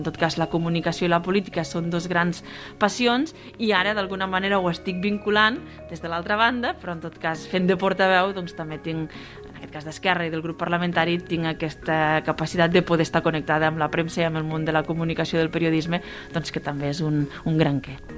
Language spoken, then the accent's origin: Catalan; Pla d'Urgell, Catalonia, Spain; amb el poble, amb la meva comarca, amb la plana d'Urgell